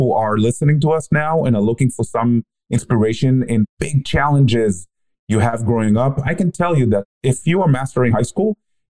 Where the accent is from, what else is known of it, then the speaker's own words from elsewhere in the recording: Israel; I grew up in Israel